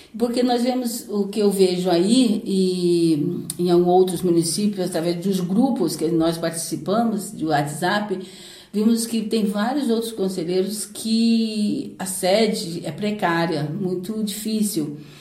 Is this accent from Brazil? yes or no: yes; Paraty, Rio de Janeiro, Brazil; Sou caiçara, né? Nasci em Ponta Negra, lá mesmo, de Ponta Negra, e vim para a cidade em, em 1981, já tinha 11 anos